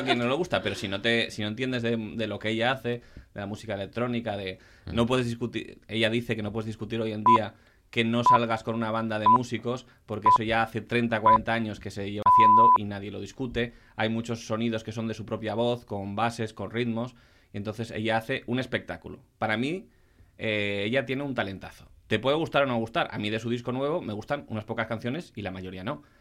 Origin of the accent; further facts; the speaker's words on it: Asturias, Spain; Yo como buen asturiano